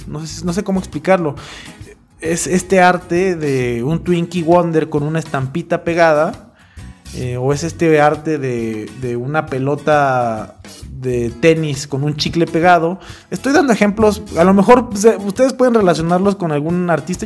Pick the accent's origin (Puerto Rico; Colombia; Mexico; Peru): Mexico; a mí, como mexicano